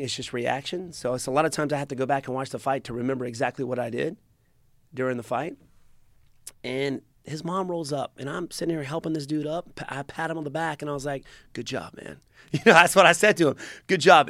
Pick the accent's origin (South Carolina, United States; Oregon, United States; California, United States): South Carolina, United States; Greenville; in my hometown